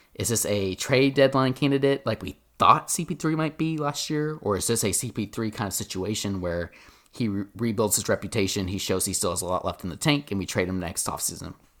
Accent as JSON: {"language": "English", "town": "Owasso", "region": "Oklahoma", "country": "United States", "tie": "born or raised there", "said": "we grew up with back, uh, growing up in Owasso"}